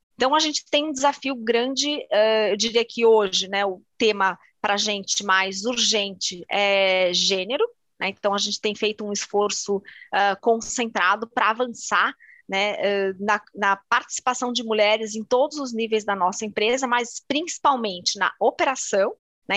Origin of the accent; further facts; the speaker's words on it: São Paulo, Brazil; Sou paulistana